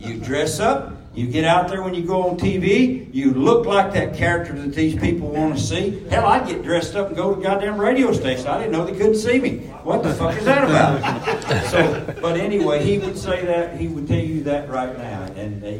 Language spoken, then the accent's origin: English; Memphis, Tennessee, United States; growing up around Memphis